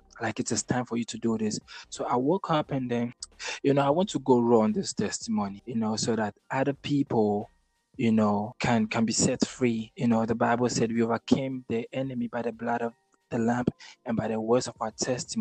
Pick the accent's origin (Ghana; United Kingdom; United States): Ghana; Accra, Greater Accra; also born or lived in Tema / Kumasi; I'm born and raised in Ghana, you know, Accra to be precise, the capital city of Ghana